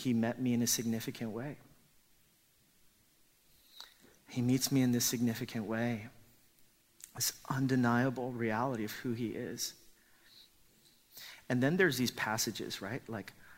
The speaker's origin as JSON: {"language": "English", "town": "Los Angeles", "region": "California", "country": "United States", "tie": "born or raised there", "said": "a lot of the Korean immigrants that we grew up with in Los Angeles, we all grew up attending church"}